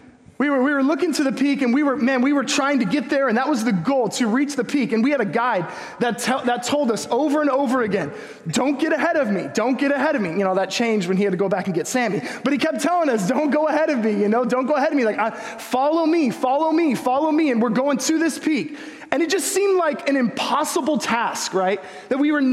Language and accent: English; Huntington Beach, California, United States; I grew up in Huntington Beach.